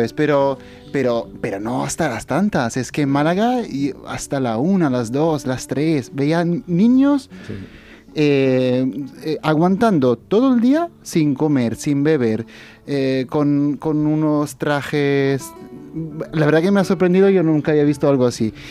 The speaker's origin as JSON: {"language": "Spanish", "town": "Rome", "region": "Lazio", "country": "Italy", "moved": "yes", "said": "soy italiano, vengo de Roma, del Vaticano"}